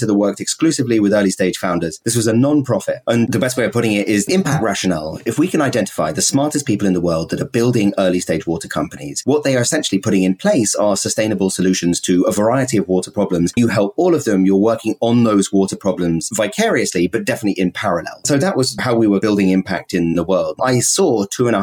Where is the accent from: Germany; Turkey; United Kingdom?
United Kingdom; also born or lived in Scotland / San Francisco; now in New York, United States; I'm a British person.